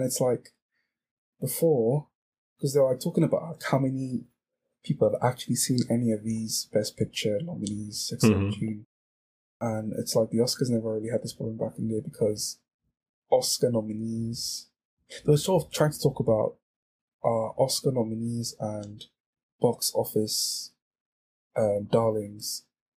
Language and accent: English; United Kingdom; So on my table, obviously we're all British.